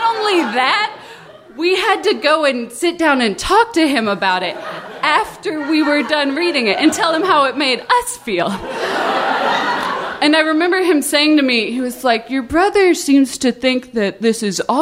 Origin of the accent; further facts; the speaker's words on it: the South, United States; I grew up in the South going to a Presbyterian church every week